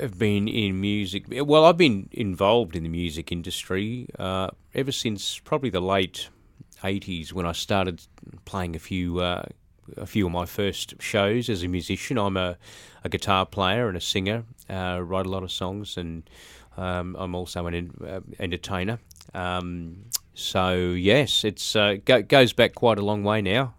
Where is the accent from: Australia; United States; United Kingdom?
Australia; Brisbane, Queensland; I grew up in Brisbane, um, in a place called Birkdale, which is on the sort of south side of Brisbane